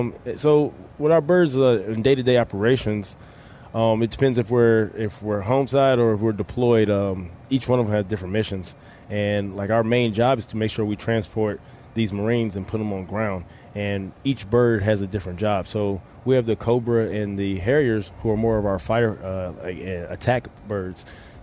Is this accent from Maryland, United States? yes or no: yes; Baltimore, Maryland, United States; also born or lived in Richmond, Virginia; I'm from Baltimore, Maryland. Baltimore, Maryland, up the hill.